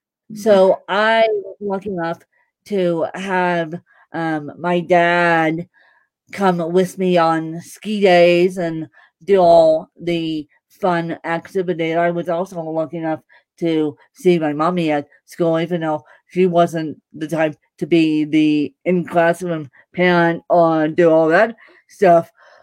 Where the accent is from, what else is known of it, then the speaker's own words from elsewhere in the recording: Ireland; I am Bahamian, I'm Canadian, I'm Irish, but my main nationality is Irish.